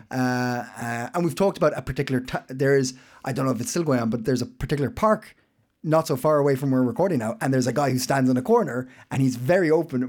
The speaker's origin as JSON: {"language": "English", "country": "Ireland", "moved": "yes", "lives_now": "Copenhagen, Denmark", "said": "I'm Irish"}